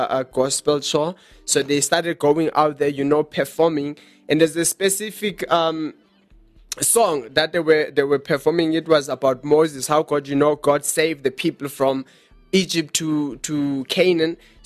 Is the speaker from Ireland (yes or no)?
no; South Africa; we're from South Africa.